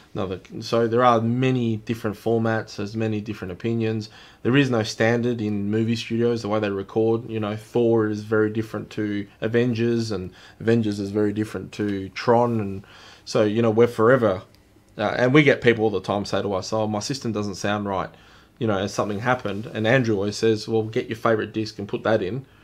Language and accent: English; Australia; We are Australian, so we pronounce things a bit differently.